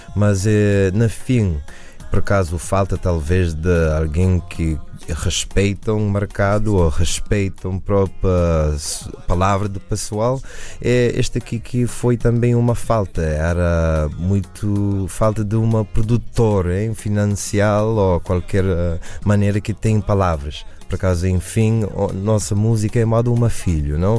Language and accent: Portuguese; United States; eu nasci na América